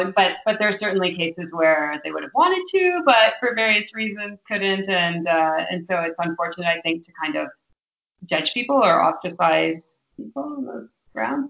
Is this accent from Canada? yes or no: yes; Lafontaine, Ontario, Canada; I grew up in um, a village called uh, La Fontaine, which is on um, Georgian Bay. It's about two hours north of uh, Toronto in Ontario